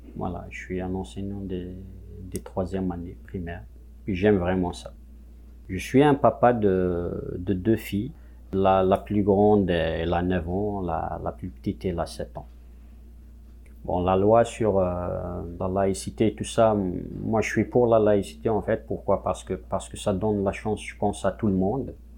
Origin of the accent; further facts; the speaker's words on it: Kabylie, Algeria; first language Kabyle; French is a second language; moved away as an adult; now in Quebec, Canada; je suis euh, issu de, la Kabylie, donc en Algérie, je suis kabyle de, de souche je parle kabyle euh, depuis ma, naissance, donc euh, ma, langue maternelle, c'est le kabyle